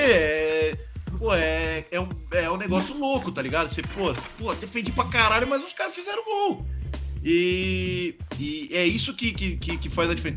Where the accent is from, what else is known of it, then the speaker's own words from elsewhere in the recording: São Bernardo do Campo, São Paulo, Brazil; moved away as an adult; also born or lived in Taubaté; now in León, Spain; eu cresci aqui em São Bernardo